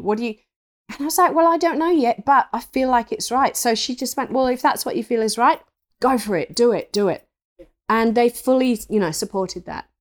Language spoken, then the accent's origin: English; England, United Kingdom; I grew up in England, um, in the country, in an old three hundred year old thatched cottage